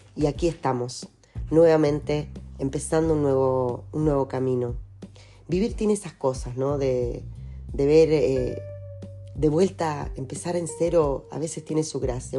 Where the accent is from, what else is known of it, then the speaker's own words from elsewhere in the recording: Lobos, Buenos Aires Province, Argentina; moved away as an adult; also born or lived in Temuco; en Lobos quedó mi mundo de niña, de adolescente, en Buenos Aires quedó mi mundo de profesional